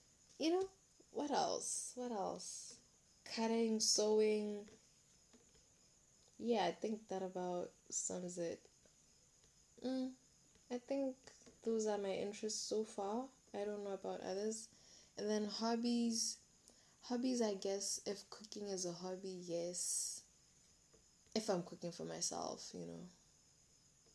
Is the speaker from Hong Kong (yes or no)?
no; Molepolole, Kweneng District, Botswana; I'm from Malepolola, guys. I'm a Mokwena. I'm a Mokwena girl. So I'm from Malepolola.